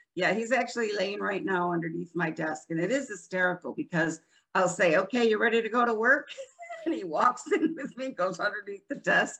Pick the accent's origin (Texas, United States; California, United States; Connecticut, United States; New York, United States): New York, United States; Rochester; moved away as an adult; also born or lived in Florida; now in New Port Richey, United States; I'm originally from Rochester, New York